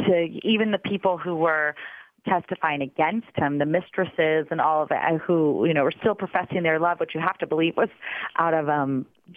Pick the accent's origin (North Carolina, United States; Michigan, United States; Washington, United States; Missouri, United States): Missouri, United States; I'm from Missouri.